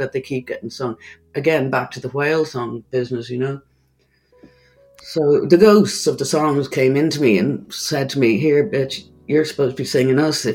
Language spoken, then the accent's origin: English; Ireland; accent: Irish; an Irish singer